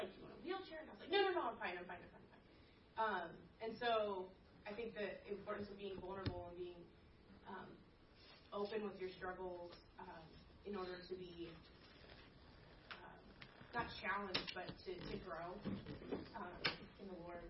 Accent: California, United States; now in Lynchburg, United States; I grew up in California and not in a church

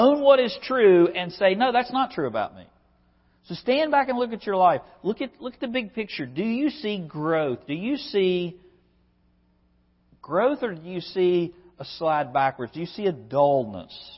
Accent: West Virginia, United States; I'm a country boy from West Virginia. I grew up on Fire Creek Road

